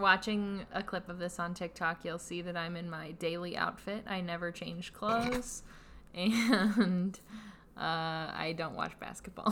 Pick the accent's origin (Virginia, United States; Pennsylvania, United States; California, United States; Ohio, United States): Pennsylvania, United States; Pittsburgh; I'm from Pittsburgh